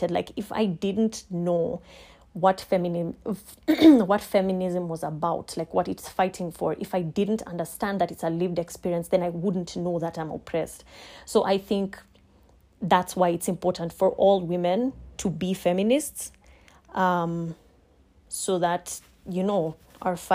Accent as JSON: {"language": "English", "country": "Kenya", "said": "I am a Kenyan lawyer and I will be answering a few questions on feminism."}